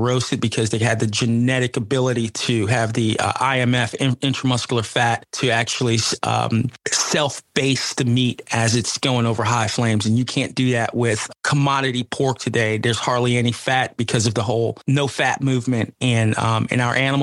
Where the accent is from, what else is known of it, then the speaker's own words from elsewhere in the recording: New Jersey, United States; now in Georgia, United States; I was born in Jersey, right across from the Twin Towers Statue of Liberty and New York skyline.